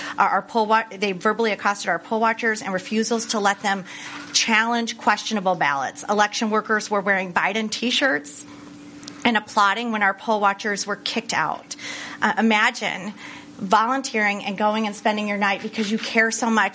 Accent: Michigan, United States; Michigan is my home state

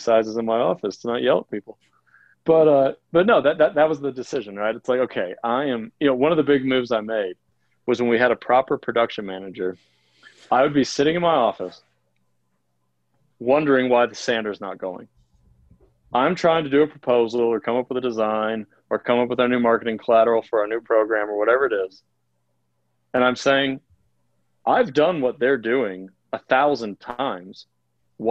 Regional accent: Ohio, United States; moved away as an adult; also born or lived in Florida / Boulder, Colorado; now in Colorado, United States; the only job I'd ever had was at the Gap warehouse in my hometown in Ohio

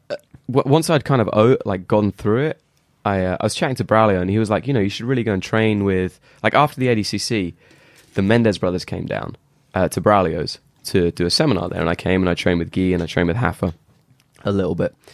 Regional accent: England, United Kingdom; I'm obviously English.

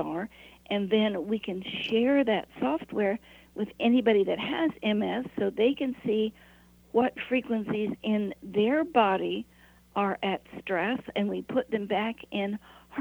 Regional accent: Appalachia, United States; I was raised in Appalachia

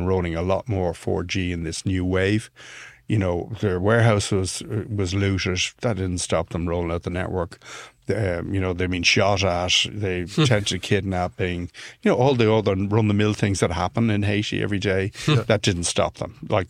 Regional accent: Ireland; I'm Irish, but he got that from the accent.

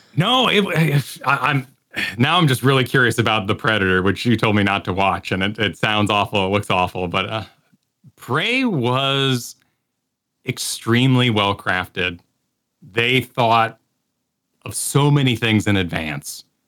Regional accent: New Mexico, United States; growing up in New Mexico

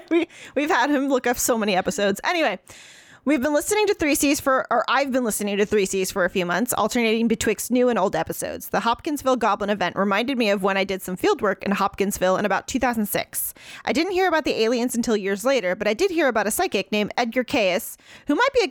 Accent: Scotland, United Kingdom; As a Scottish historian from Scotland who specialized in the 15th and 17th centuries

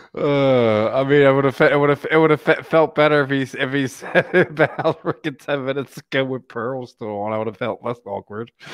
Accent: Philadelphia, Pennsylvania, United States; I'm from Philly

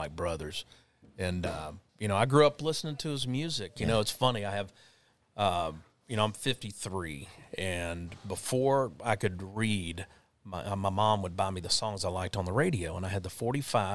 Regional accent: Texas, United States; moved away as an adult; also born or lived in Nashville, Tennessee; now in Austin, United States; get back home to Texas

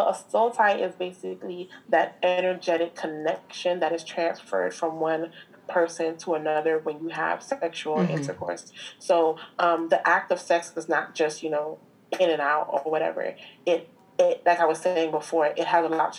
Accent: Jamaica; I'm real Jamaican.

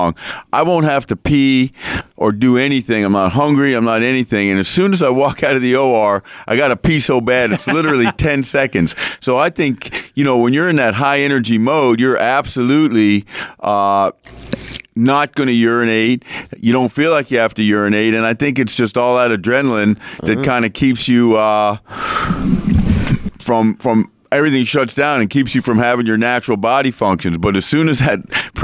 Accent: North Miami Beach, Florida, United States; I grew up in Miami

